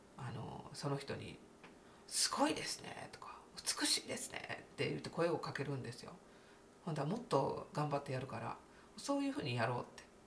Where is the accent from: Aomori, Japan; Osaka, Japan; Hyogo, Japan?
Osaka, Japan; accent: Osaka dialect; 私の大阪弁なまり